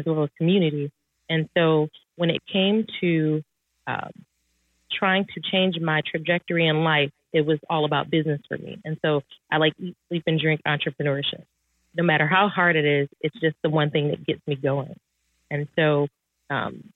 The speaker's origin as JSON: {"language": "English", "town": "Detroit", "region": "Michigan", "country": "United States", "tie": "born or raised there", "said": "I grew up in Detroit, Michigan"}